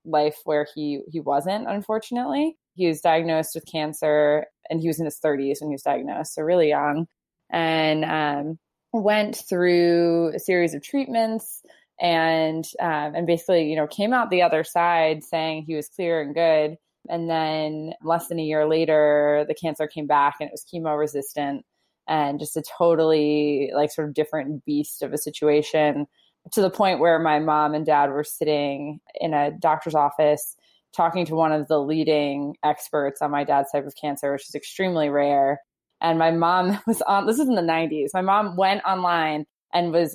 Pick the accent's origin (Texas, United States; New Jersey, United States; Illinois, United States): New Jersey, United States; I was born in New Jersey and to two amazing parents